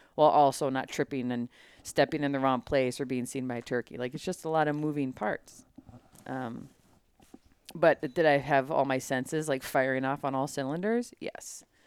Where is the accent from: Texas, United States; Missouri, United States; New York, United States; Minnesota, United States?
Minnesota, United States; growing up in Minnesota, hunting culture is thick